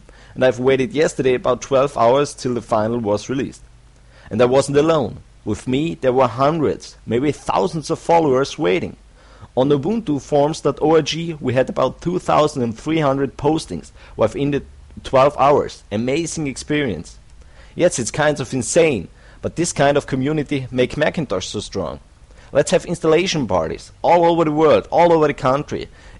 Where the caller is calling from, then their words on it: Austria; I'm recording this from Austria.